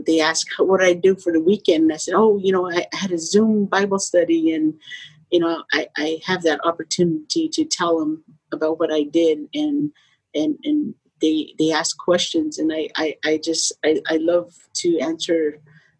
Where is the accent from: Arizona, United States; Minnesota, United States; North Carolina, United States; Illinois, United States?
Arizona, United States; moved away as an adult; also born or lived in Phoenix, Arizona; now in San Diego, United States; I was born and raised in Arizona, and I never moved out.